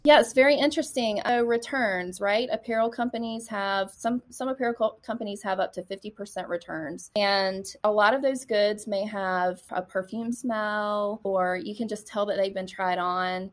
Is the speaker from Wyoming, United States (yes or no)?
no; Lugoff, South Carolina, United States; also born or lived in Charleston, South Carolina; I grew up in a really small town in South Carolina called Lugoff, South Carolina